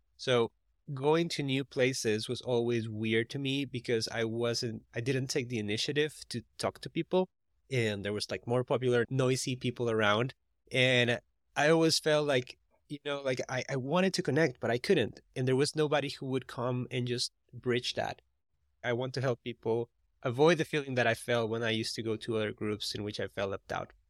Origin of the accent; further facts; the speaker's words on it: Costa Rica; now in United States; I'm from Costa Rica, and the R's in Costa Rica is like, er instead of r